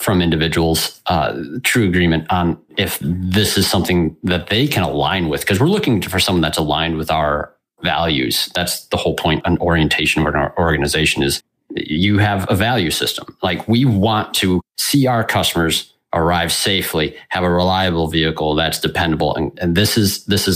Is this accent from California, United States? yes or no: no; West Michigan, United States; I'm from West Michigan